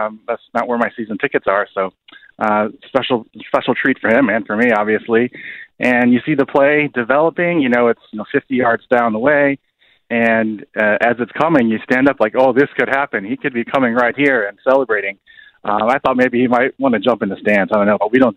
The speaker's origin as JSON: {"language": "English", "town": "Chicago", "region": "Illinois", "country": "United States", "tie": "born or raised there", "said": "I'm born and raised in Chicago on the north side, went to Lane Tech High School"}